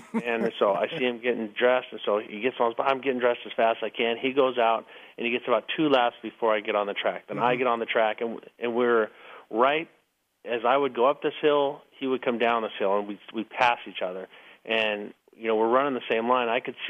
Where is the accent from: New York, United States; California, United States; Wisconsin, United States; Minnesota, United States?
California, United States; El Cajon; But anyways, so I come from El Cajon. He comes from Mission Viejo. We meet down by Carlsbad.